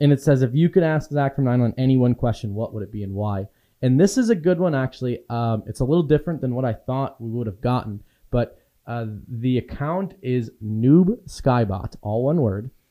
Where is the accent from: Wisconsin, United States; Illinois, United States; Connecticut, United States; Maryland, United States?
Wisconsin, United States; Waldo; moved away; I grew up in a town of four hundred and fifty people